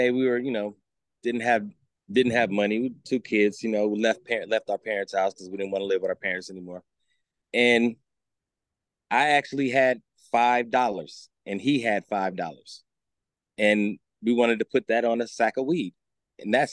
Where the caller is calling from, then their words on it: California, United States; I am in the Bay Area, California.